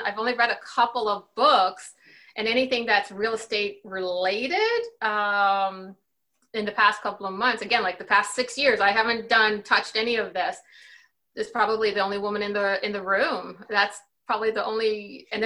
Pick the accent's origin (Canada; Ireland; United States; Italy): Canada; my situation being Canadian